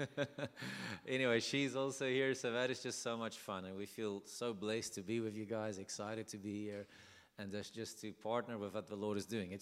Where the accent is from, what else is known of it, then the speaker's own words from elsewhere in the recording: South Africa; English is a second language; So we are South African. We're born and bred South African